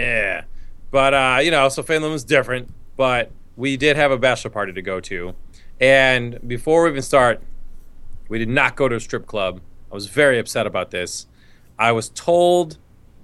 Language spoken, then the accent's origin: English; New York, United States; moved away; where we grew up in New York